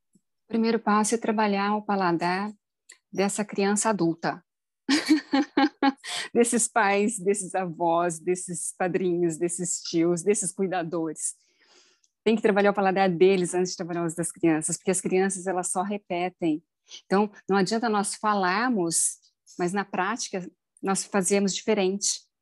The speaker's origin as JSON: {"language": "Portuguese", "region": "Minas Gerais", "country": "Brazil", "said": "eu sou mineira"}